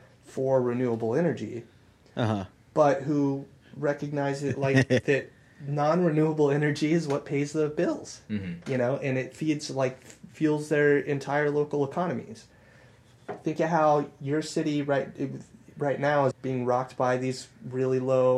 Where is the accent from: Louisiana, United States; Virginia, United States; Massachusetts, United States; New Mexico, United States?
New Mexico, United States; Eddy County; moved away as an adult; so my hometown is the main city, the big city in that county. And they've only ever, when I moved away from there 10 years ago, they had always hovered around 27,000 people, maybe. So Eddy County was probably, 40,000, maybe?